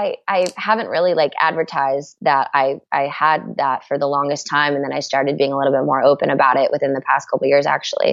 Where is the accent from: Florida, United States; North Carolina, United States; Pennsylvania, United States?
North Carolina, United States; moved away as an adult; now in California, United States; I'm from North Carolina